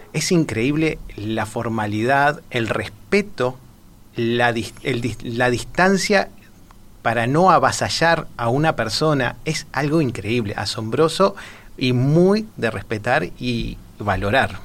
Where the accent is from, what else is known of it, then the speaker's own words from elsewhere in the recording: Montevideo, Uruguay; soy de Montevideo, de la capital